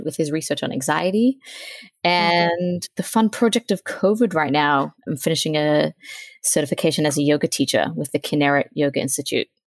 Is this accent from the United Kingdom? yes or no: no; Australia; now in Virginia, United States; I'm from Australia. I'm twenty-eight. I'm now living in Virginia.